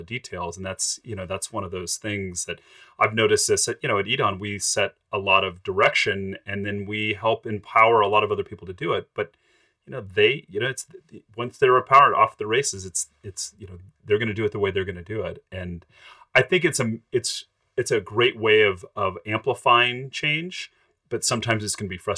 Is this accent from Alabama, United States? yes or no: no; Phoenix, Arizona, United States; now in Reno, United States; I grew up in Phoenix